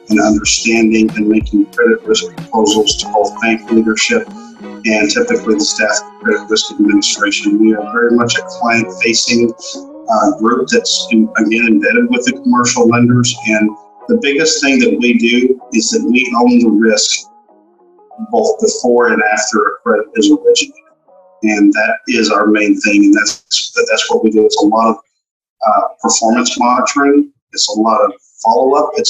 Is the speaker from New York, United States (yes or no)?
no; Galveston, Texas, United States; I'm from Galveston, Texas originally, moved here gotcha. back in 05.